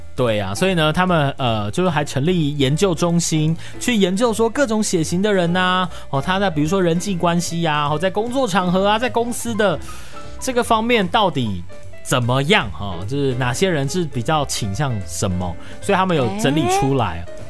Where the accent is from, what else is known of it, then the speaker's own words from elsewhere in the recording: Taiwan; 我们台湾人